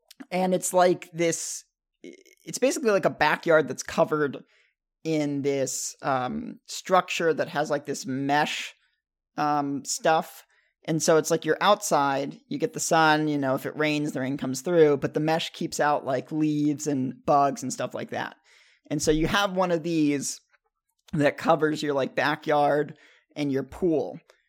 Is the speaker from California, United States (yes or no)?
no; Tampa, Florida, United States; born there; My parents live in this very nice gated community just south of Tampa. And I was born in Tampa.